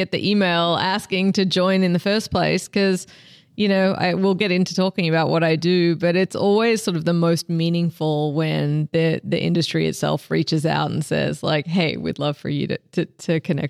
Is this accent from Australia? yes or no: yes; Australia; now in United States; I'm originally from Australia. I live in Texas now